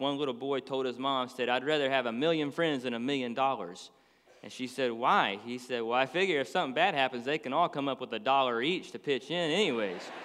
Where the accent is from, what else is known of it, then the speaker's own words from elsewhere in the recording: Dallas, Texas, United States; moved away as an adult; now in Florida, United States; We grew up in Dallas, Texas. So we lived there for twenty-something years